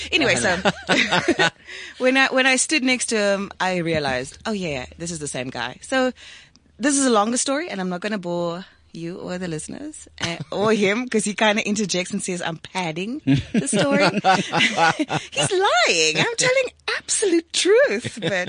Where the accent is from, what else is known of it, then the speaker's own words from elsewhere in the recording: South Africa; first language Afrikaans; English is a second language; And like obviously Afrikaans is my mother tongue, right? So I watched my mom once when I went home.